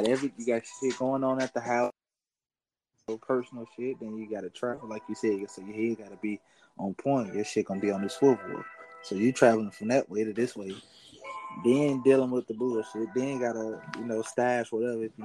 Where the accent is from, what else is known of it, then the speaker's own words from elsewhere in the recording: Chicago, Illinois, United States; I'm from Motown